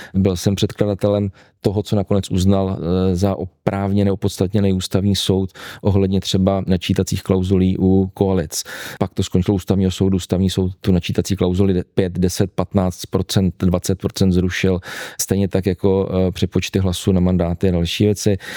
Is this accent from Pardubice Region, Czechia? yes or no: yes; Heřmanův Městec, Pardubice Region, Czechia; Můj strýc byl dlouhá leta ředitelem základní školy u nás v Hermanově městci